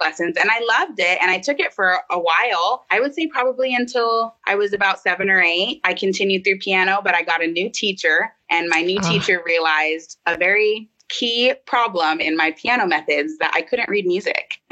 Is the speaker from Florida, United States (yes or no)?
yes; Florida, United States; growing up in Florida and being at like the water parks